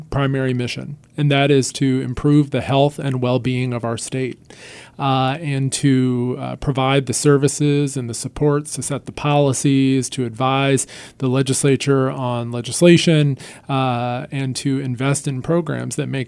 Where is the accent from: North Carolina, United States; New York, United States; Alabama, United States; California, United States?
North Carolina, United States; a public servant in my home state